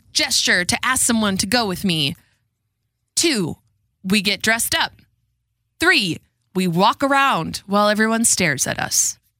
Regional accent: Red Wing, Minnesota, United States; And I love my hometown. I wouldn't change it for the world. But I absolutely love Red Wing, Minnesota.

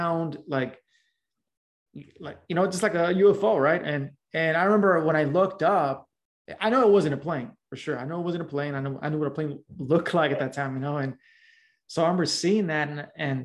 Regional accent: Los Angeles, California, United States; also born or lived in South LA / Southeast LA; I grew up in Los Angeles, specifically in a little small barrio. Known as Pacoima.

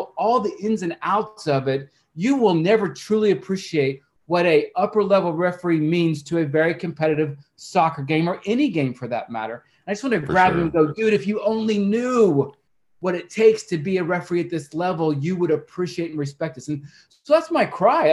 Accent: Oklahoma, United States; also born or lived in Arizona; I'm from Oklahoma

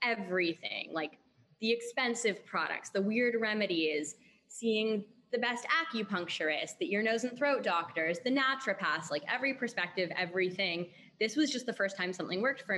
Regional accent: Canada; went to finish university in Canada where I'm from.

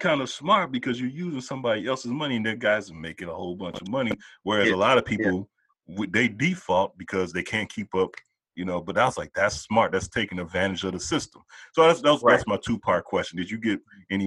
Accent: Chicago, Illinois, United States; I'm from Chicago

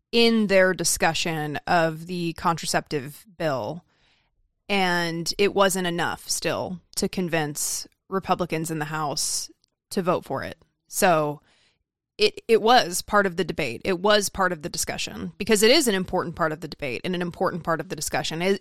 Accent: Idaho, United States; I remember when I moved to Southern California from Idaho, and I got lost on the freeway

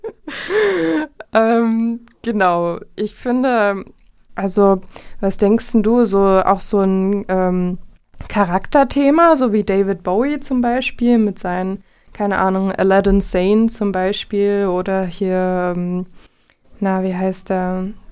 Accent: Vogtland, Saxony, Germany; moved away as an adult; now in Jena, Germany; ich komme eigentlich aus dem Vogtland, wohne jetzt aber schon ein paar Jahre

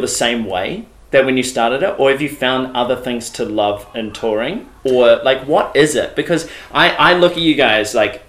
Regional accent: Timaru, Canterbury, New Zealand; I grew up in Timaru and there just wasn't much happening there.

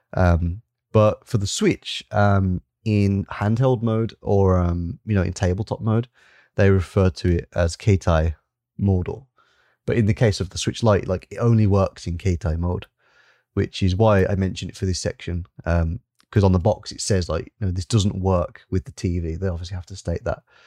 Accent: England, United Kingdom; I'm an English gentleman

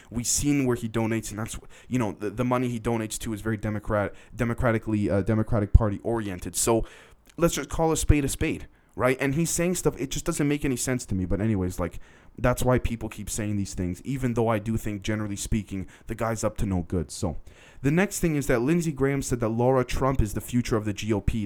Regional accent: Canada; I'm Canadian technically

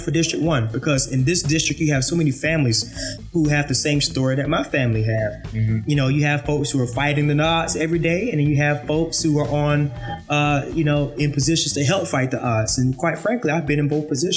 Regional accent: Augusta, Georgia, United States; I was born and raised right here in downtown Augusta, East Augusta to be more exact

